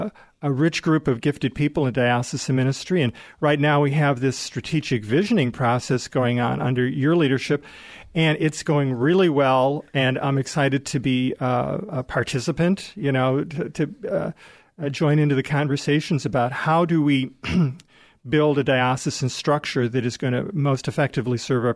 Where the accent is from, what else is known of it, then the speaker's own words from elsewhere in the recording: Chicago, Illinois, United States; moved away as an adult; now in Des Moines, United States; I'll blame growing up in the Chicago area for that.